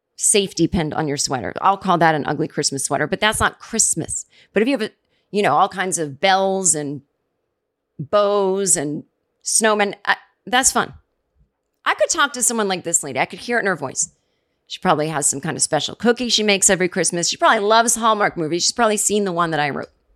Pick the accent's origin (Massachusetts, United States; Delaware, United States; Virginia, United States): Massachusetts, United States; now in Brooklyn, United States; I'm from the East Coast